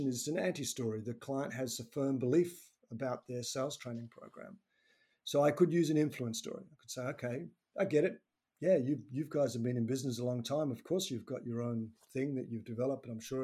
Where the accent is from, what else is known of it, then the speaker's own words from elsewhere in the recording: Tasmania, Australia; I'm actually from Tasmania's island to the south of Victoria